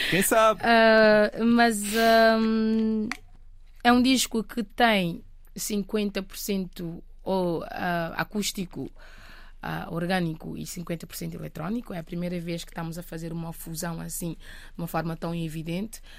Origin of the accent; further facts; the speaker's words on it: Matinho, Santiago, Cape Verde; Matinho? É, Matinho. Ah, ah, é a aldeia onde okay. eu cresci. Um, fica a 70 quilómetros mais ou menos, da cidade da praia, do, do capital do país.